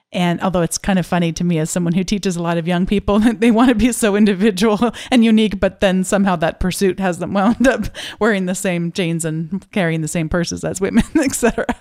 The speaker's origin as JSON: {"language": "English", "country": "United States"}